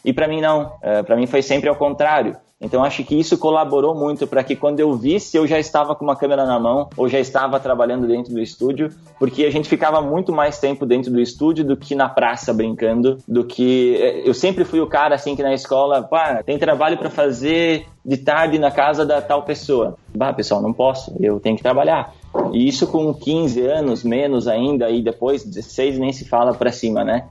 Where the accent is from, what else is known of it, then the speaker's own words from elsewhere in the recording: Guaporé, Rio Grande do Sul, Brazil; sou da cidade de Guaporé, no Rio Grande do Sul, interior do Rio Grande do Sul